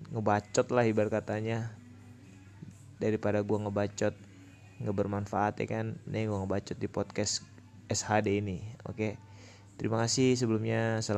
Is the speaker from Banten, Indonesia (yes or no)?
yes; Tangerang, Banten, Indonesia; Gua berumur 21 tahun di tahun ini. Kebetulan gua orang Tangerang